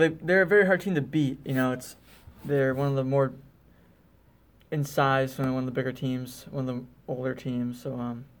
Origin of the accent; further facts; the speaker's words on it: Northeast, United States; not just because I'm from the Northeast